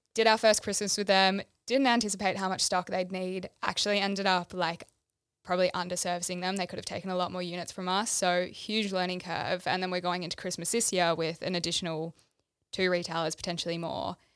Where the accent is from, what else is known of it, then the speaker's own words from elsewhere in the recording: Melbourne, Victoria, Australia; moved away as an adult; now in Gold Coast, Australia; I grew up in Melbourne, went to school here. Two years ago, decided to move to the Gold Coast with my partner